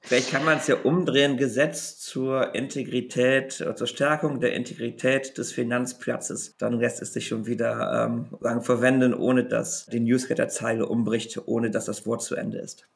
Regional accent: Rhineland, Germany; ich als Rheinländer natürlich auch katholisch bin

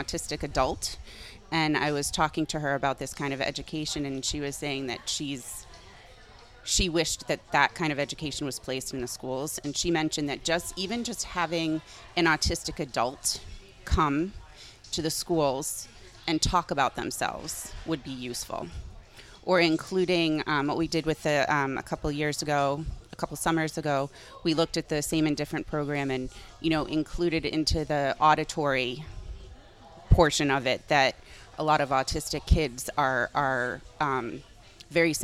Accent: Westwood, Massachusetts, United States; I grew up in Westwood

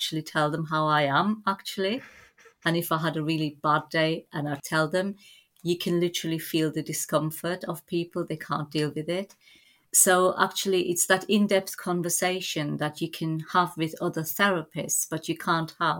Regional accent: Germany; moved away as an adult; also born or lived in Turkey; now in England; I was born in Turkey, and when I was about 2.5, my family emigrated to Germany

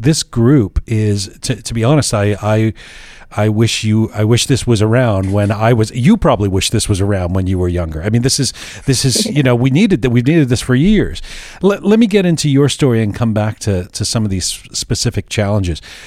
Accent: England, United Kingdom; moved away; when I was growing up in England, they called me …

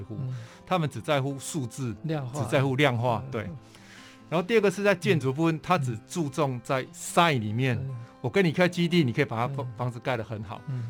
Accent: Pingtung County, Taiwan; also born or lived in Tainan; 在屏东跟台南的生活经验。基本上，我觉得我的台语是在台南学的，嗯、然后小时候在屏东就是沙蛇溪

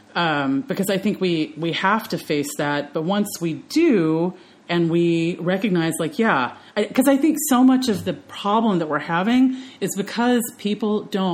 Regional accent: Memphis, Tennessee, United States; I went to White Station High School in Memphis, Tennessee

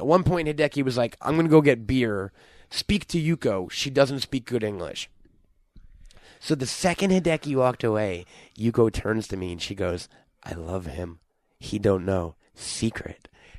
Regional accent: United States; I'm American, so I'm getting dirty looks.

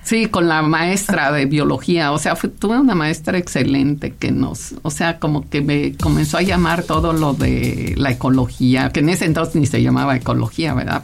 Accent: Mexico; also born or lived in Caracas, Venezuela; yo nací en Caracas, Venezuela, pero pues toda ah. mis papás emigrantes italianos llegaron a México en el 57, o sea, yo tenía cinco años

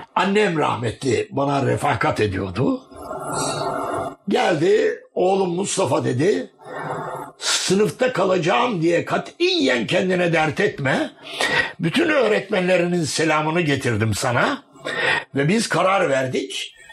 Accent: Gaziantep, Turkey; also born or lived in Halfeti, Şanlıurfa; 16 Kasım'da Gaziantep'te doğdum. Ama baba dede memleketi Şanlıurfa'nın Halfeti kazasıdır.

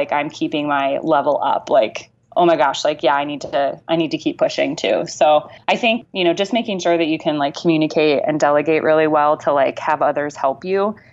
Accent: Amana Colonies, Iowa, United States; I grew up in the Amana Colonies.

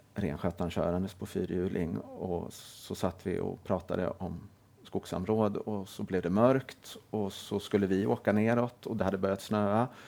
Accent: Helsingborg, Skåne, Sweden; Jag är född och uppvuxen i Helsingborg.

